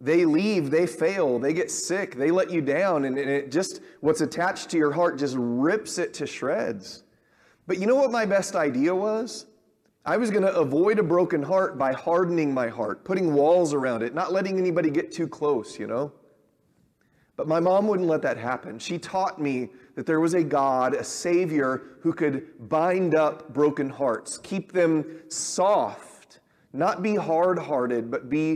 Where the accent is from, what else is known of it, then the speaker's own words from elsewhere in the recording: Southern California, United States; I grew up around them in Southern California